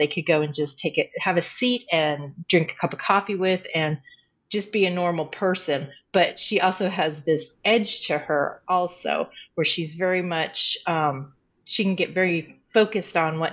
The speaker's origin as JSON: {"language": "English", "town": "Colorado Springs", "region": "Colorado", "country": "United States", "tie": "born or raised there", "moved": "as an adult", "said": "I was born in Colorado Springs, grew up in Colorado Springs, and then married and moved away"}